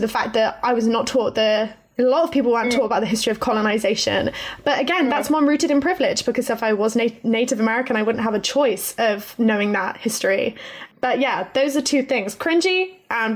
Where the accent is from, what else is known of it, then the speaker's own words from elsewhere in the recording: Plymouth, South West England, United Kingdom; I'm from Plymouth in Devon.